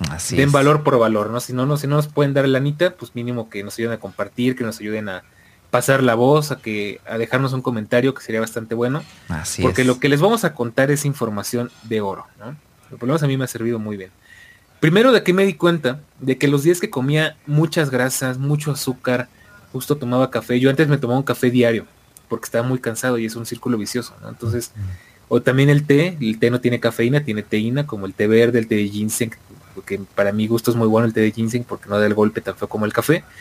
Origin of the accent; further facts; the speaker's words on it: Argentina; Eh, a como argentino, ¿qué estoy haciendo mal, boludo?